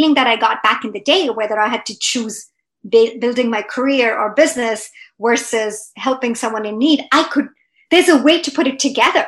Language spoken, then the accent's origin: English; India; moved away as an adult; now in Canada; I grew up in India, right? So I'm an immigrant to Canada. I immigrated when I was 25. So I pretty much grew up my whole life in India